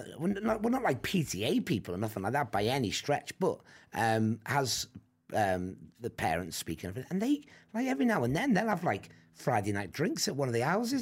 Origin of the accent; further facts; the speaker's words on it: United Kingdom; We're British